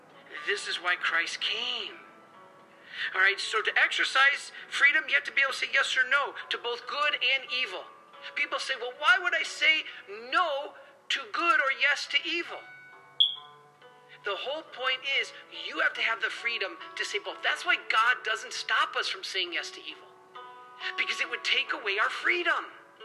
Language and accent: English; Detroit, Michigan, United States; I love soda. I'm from Detroit, especially Faygo. That's like my favorite thing in the whole world.